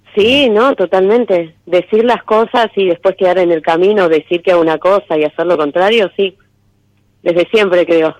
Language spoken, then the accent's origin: Spanish; Temperley, Buenos Aires Province, Argentina; de Temperley, zona